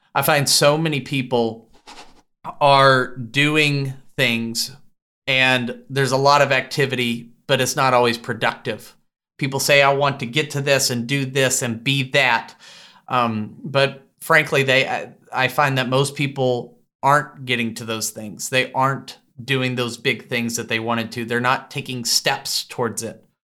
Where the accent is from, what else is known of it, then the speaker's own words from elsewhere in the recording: Tyler, Texas, United States; my hometown of Tyler, Texas